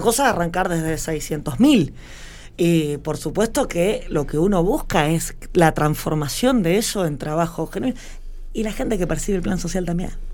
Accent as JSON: {"language": "Spanish", "town": "Victorica", "region": "La Pampa", "country": "Argentina", "tie": "born or raised there", "said": "ser una joven de un pueblo muy chico, mi pueblo tiene 6.000 habitantes, o sea, yo soy victorica"}